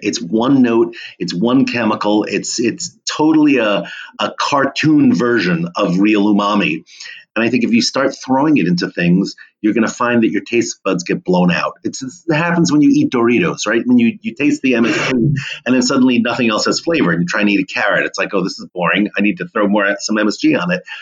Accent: Monmouth County, New Jersey, United States; I grew up in New Jersey, um, amidst some beautiful apple orchards um, in Monmouth County

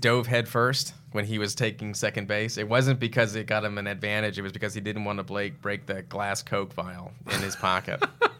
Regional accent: Texas, United States; I'm from Texas.

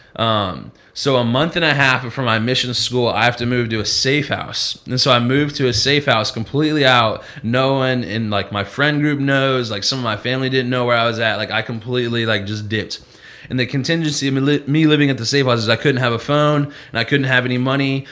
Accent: Peoria, Illinois, United States; moved away; I grew up in Peoria, Illinois, which is about two hours and 45 minutes from uh, from Chicago and over in the Midwest

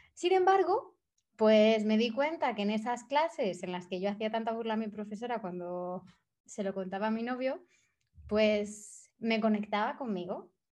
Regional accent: Spain; moved away as an adult; also born or lived in India / Thailand / Bali; me fui de España hace seis años

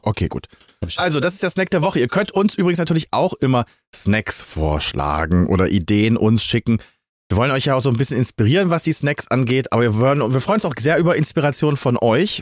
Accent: Magdeburg, Saxony-Anhalt, Germany; meiner Heimatstadt Magdeburg

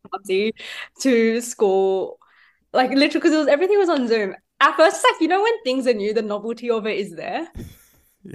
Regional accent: Sydney, New South Wales, Australia; I am from Sydney and I was born in Sydney.

